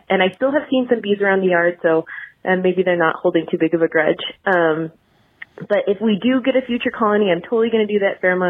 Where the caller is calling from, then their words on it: Reno, Nevada, United States; since I am calling from Reno